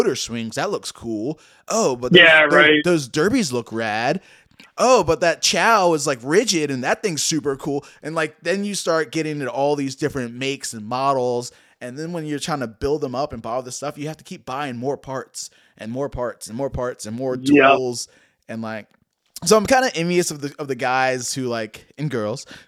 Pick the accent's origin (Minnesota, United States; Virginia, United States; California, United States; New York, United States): Virginia, United States; Richmond; I'm from Richmond, Virginia, and my scene here